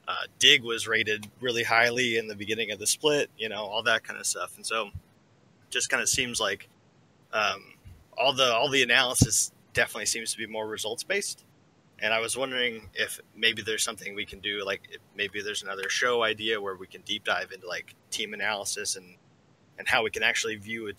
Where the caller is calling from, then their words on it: Lexington, Kentucky, United States; Calling from Lexington, Kentucky.